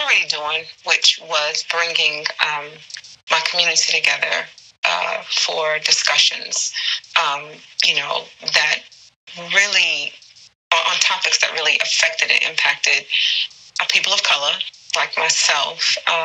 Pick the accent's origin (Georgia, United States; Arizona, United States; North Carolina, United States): North Carolina, United States; also born or lived in Philadelphia, Pennsylvania; I'm originally from North Carolina. And I guess you can plug Philly. I was actually born in Philly, but I went to school in North Carolina. I'm a Carolina girl.